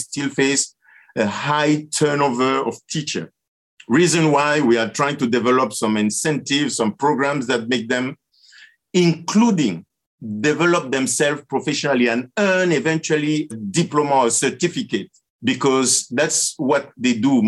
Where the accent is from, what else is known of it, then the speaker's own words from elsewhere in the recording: Cameroon; moved away; also born or lived in Canada / Latin America; I was born in Cameroon